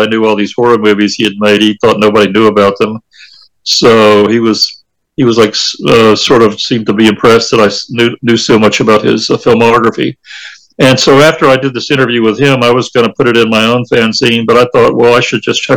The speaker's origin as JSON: {"language": "English", "town": "Manchester", "region": "Tennessee", "country": "United States", "tie": "born or raised there", "said": "my hometown of Manchester, Tennessee"}